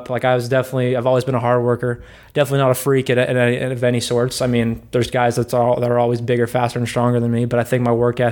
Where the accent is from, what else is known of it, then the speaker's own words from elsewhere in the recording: Washington, United States; I'm from Washington